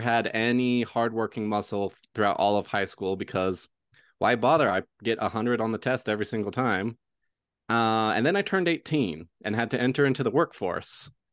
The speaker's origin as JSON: {"language": "English", "region": "Oklahoma", "country": "United States", "tie": "born or raised there", "moved": "yes", "lives_now": "Utah, United States", "said": "I grew up in Oklahoma, which is just above Texas, and then right now I live in a state called Utah."}